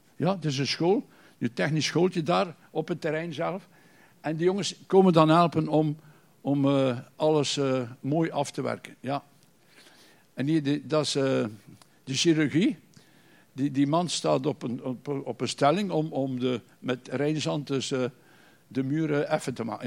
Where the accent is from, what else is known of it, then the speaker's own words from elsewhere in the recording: Bruges, Flanders, Belgium; kom uit Brugge.